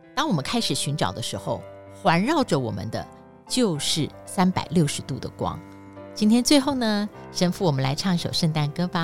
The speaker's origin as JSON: {"language": "Chinese", "country": "Taiwan", "said": "我们台湾人庆祝什么都是吃"}